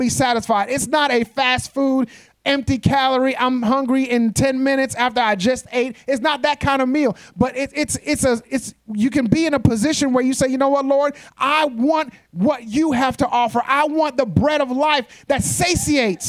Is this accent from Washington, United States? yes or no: no; New York, United States; moved away; I'm from New York